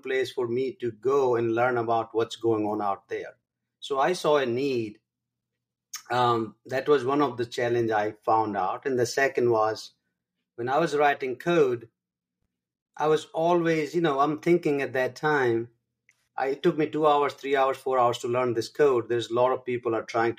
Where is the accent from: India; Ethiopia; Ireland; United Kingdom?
India; first language Hindi; English is a second language; moved away as an adult; now in United States; I grew up in India in a village